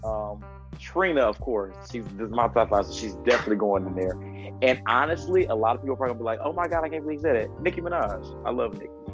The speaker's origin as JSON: {"language": "English", "region": "Michigan", "country": "United States", "said": "I'm from Michigan"}